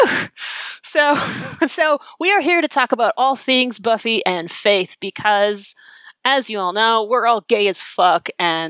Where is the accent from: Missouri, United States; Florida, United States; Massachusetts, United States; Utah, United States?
Massachusetts, United States; Boston; accent: Boston; as I am a born and bred Bostonian.